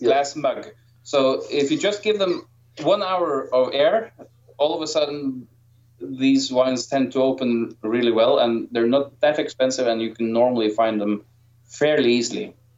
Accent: Norway; I am from Norway

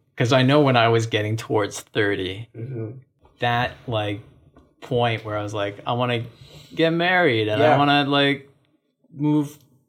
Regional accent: Ottawa, Ontario, Canada; I'm from Ottawa, which is pretty similar to Calgary, I think.

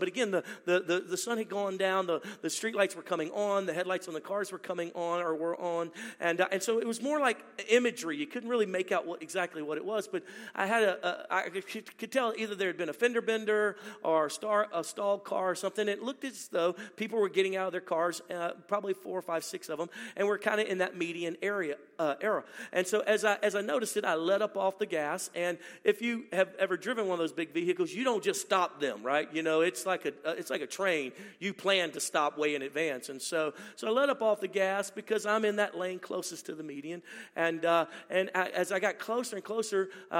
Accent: Baton Rouge, Louisiana, United States; My wife and I are from originally born and raised in Louisiana, Baton Rouge, Louisiana.

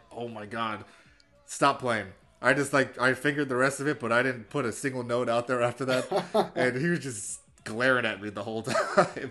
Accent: New York City, New York, United States; Born and raised in Brooklyn

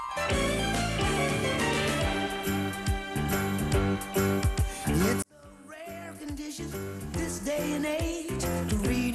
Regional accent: Washington, District of Columbia, United States; moved away as an adult; also born or lived in South Korea / St. Louis / Oakland, California; now in California, United States; I was born in South Korea and I was adopted when I was really little, 6 months old, and grew up in a really lovely Jewish family in Washington, D.C.

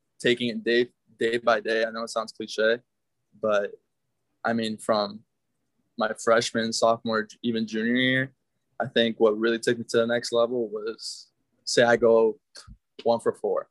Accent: South Florida, United States; moved away; I'm from South Florida

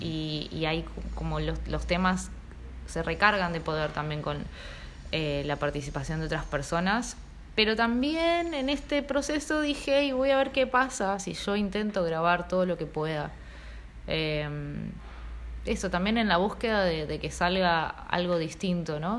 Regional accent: Río Grande, Tierra del Fuego, Argentina; also born or lived in Uspallata, Mendoza; now in Buenos Aires, Argentina; Yo viví en Río Grande, crecí ahí

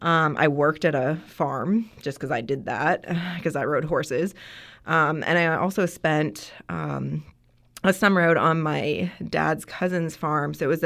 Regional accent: Ontario, Canada; So I'm Canadian, and so in Ontario

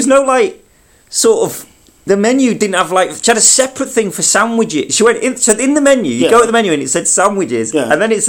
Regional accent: Manchester, North West England, United Kingdom; moved away; I was back in Manchester.

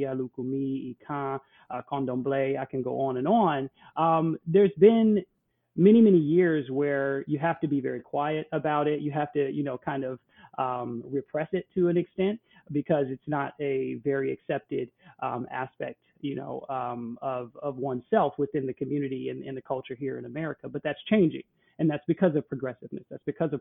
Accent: United States; also born or lived in Milwaukee; being an American who grew up here in the United States

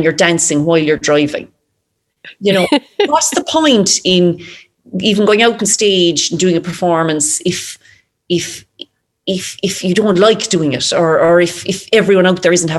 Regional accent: Ireland; as an Irish person

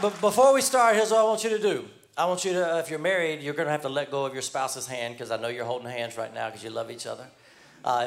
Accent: New York City, New York, United States; moved away; We have people from the NYC because I'm from New York

